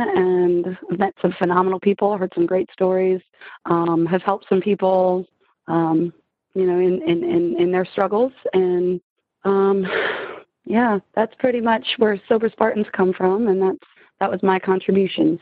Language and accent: English; Richmond, Virginia, Mid-Atlantic, United States; now in Richmond, Virginia, United States; I'm from Mid Atlantic. I'm in Richmond, Virginia